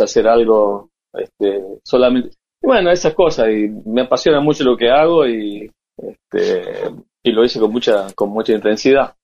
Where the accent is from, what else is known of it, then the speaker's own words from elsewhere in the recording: Tucumán, Argentina; me recibió como tucumano porque estaba en Toronto